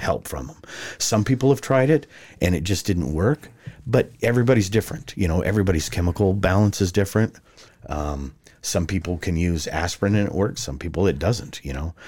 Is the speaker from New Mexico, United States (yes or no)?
yes; Farmington, New Mexico, United States; moved away as an adult; now in Arizona, United States; I was born and raised in Farmington, New Mexico